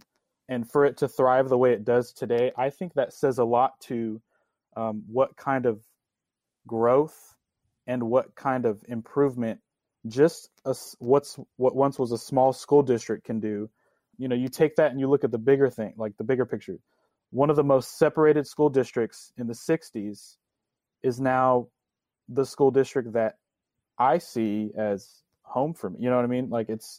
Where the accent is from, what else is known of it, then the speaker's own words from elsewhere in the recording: Mansfield, Texas, United States; growing up in Mansfield ISD